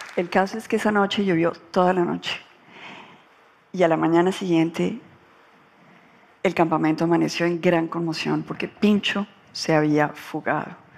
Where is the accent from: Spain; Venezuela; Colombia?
Colombia; cuando yo ingresé a la política en Colombia, yo pensé que yo aguantaba todas las temperaturas. Yo quería acabar con la corrupción en mi país